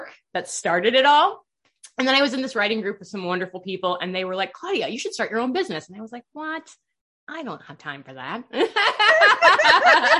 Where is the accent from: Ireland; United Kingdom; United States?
United States; Iowa; I grew up in Iowa.